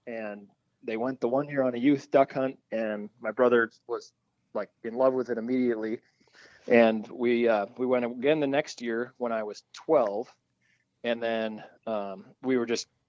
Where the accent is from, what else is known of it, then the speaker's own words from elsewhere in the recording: Sioux Falls, South Dakota, United States; moved away as an adult; now in North Dakota, United States; I grew up in Sioux Falls, South Dakota, and then grew up there, and then I went to North Dakota State